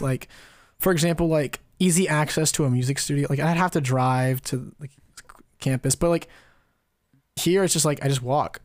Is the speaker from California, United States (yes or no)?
yes; California, United States; we're from California